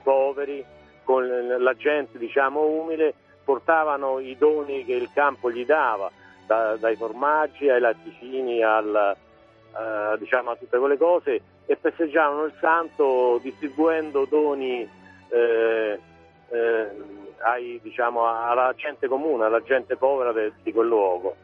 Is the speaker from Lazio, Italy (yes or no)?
yes; Bassano Romano, Lazio, Italy; proveniamo da Bassano Romano che è un paese della Bassa Tuscia